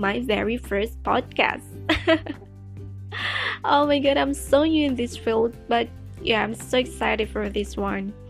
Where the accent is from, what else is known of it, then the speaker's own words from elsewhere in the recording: Indonesia; English is a second language; I'm Indonesian, and I'm speaking English right now